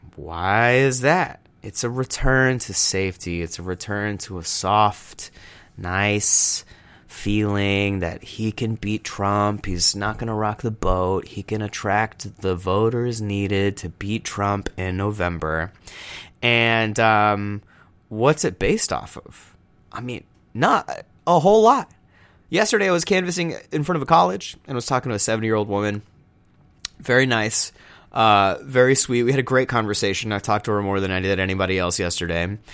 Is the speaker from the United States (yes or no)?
yes; Texas, United States; I'm from Texas